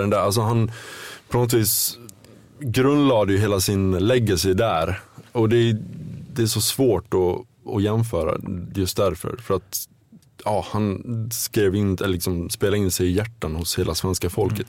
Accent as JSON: {"language": "Swedish", "area": "between Ludvika and Smedjebacken", "region": "Dalarna County", "country": "Sweden", "tie": "born or raised there", "moved": "as an adult", "said": "det är nog mellan Ludvika och Smedjebacken i Dalarna där jag är uppvuxen. Det räknar jag for, fortfarande som hem trots att jag inte bott där egentligen på närmare 20 år."}